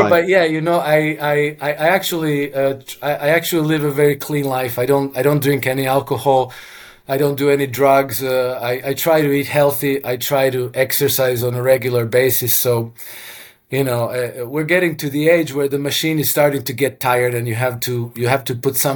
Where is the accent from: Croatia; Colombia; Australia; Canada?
Croatia; first language Croatian; English is a second language; Russian is very similar to Croatian, which is my mother tongue